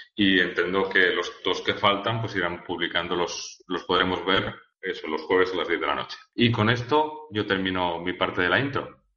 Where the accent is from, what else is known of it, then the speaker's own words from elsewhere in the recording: Valencia, Valencian Community, Spain; now in Zaragoza, Spain; yo soy de Valencia y no, yo estoy en Zaragoza